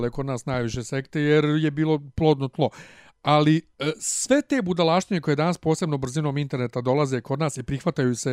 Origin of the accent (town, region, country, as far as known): Serbia